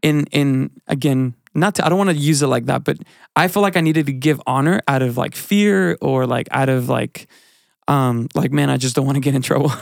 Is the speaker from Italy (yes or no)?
no; Mexico; now in United States; I grew up in a, in a culture in, in Mexican church